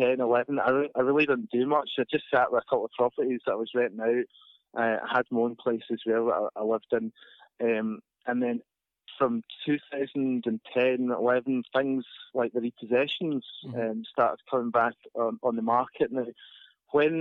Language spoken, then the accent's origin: English; Inverness, Scotland, United Kingdom; moved away as an adult; now in Glasgow, United Kingdom; I'm actually from Inverness originally, right? So I've got to confess, I'm not actually a born and bred Glaswegian, so I've been adopted down here. But growing up in Inverness